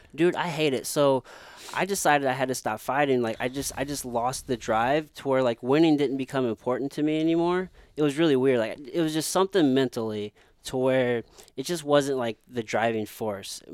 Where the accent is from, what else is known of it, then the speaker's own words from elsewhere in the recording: Midwest, United States; growing up in the Midwest, you're always taught you gotta go to school